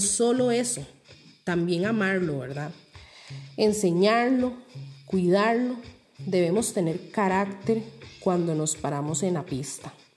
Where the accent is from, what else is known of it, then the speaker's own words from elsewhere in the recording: Costa Rica; vernos como ticos con lo que nos representa